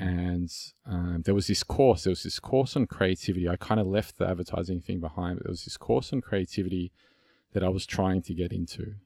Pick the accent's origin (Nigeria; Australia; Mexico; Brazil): Australia; Melbourne, Victoria; accent: Aussie; It's, it's an Aussie accent and I'm from Melbourne, Australia